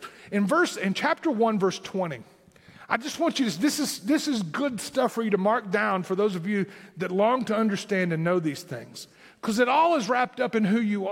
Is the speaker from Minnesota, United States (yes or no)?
no; southern Tennessee, United States; accent: southern Tennessee; my southern Tennessee accent